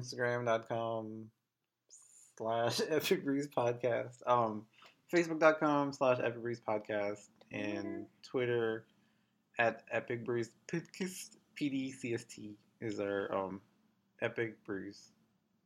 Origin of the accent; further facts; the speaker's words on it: United States; accent: American; my like American accent